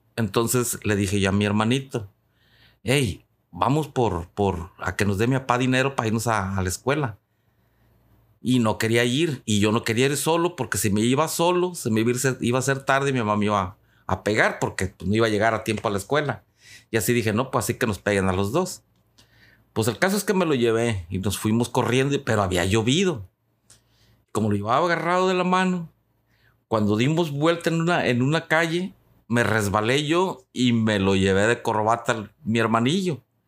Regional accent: Tepic, Nayarit, Mexico; en Tepic Nayarit, que es de donde soy originario

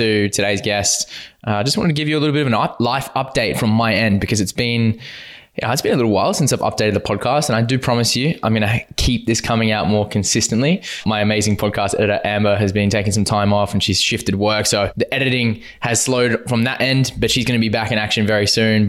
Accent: Western Australia, Australia; growing up in Western Australia

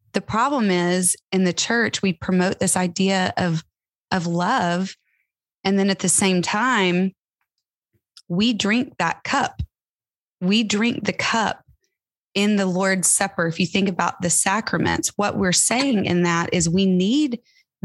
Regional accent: Tyler, Texas, United States; I grew up in Tyler, Texas, going to a mega church, mega Baptist church

